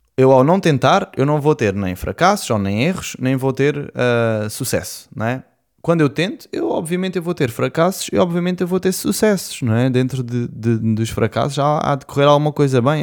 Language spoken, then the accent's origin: Portuguese; Portimão, Algarve, Portugal; also born or lived in Lisbon; eu nasci em Lisboa, depois com mais ou menos dois anos eu vim para Portimão, onde eu fiz cá toda a minha escola e a minha adolescência